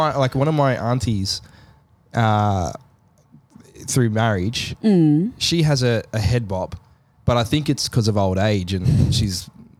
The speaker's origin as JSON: {"language": "English", "country": "South Africa", "accent": "South African", "said": "I've got a South African accent and like 60% of South Africa is Indian. I actually probably have Indian in me."}